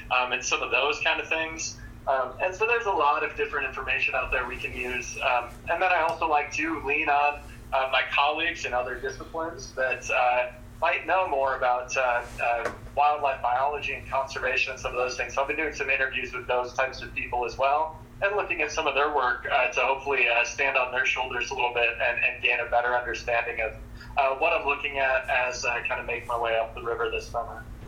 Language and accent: English; Pella, Iowa, United States; growing up in Pella, out uh, around Lake Red Rock.